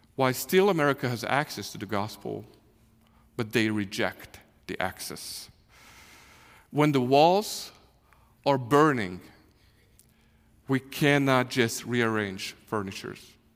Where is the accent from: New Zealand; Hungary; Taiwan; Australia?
Hungary; English is a second language; moved away as an adult; now in Kansas City, United States; we are from Hungary. Uh, we grew up there. I was fifty years old when six, six and a half years ago the Lord called us to, to come to the U S